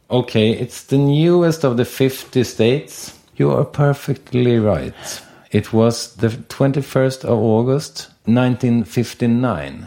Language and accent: English; Sweden; I'm born in seventy-four and I'm from Sweden